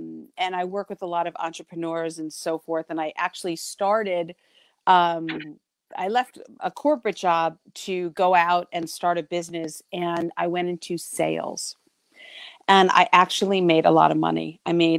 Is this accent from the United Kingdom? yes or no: no; New York, United States; also born or lived in New England; I am from New York, or as they say around here, New York, and I live in the metro. I'm downstate near the city